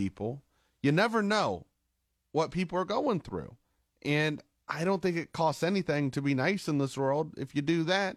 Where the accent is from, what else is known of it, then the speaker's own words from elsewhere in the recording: Carrollton, United States; in my hometown of Carrollton